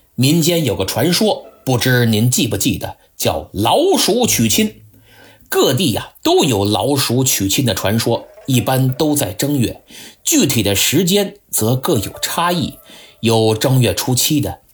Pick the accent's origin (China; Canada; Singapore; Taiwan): China; 我们中国人讲礼仪，但并不拘泥于礼仪